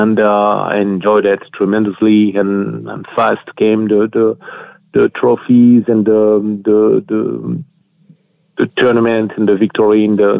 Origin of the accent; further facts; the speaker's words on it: France; accent: French; English is a second language; moved away as an adult; also born or lived in United States; now in California, United States; I'm coming from France. I moved here and I was 33 years old.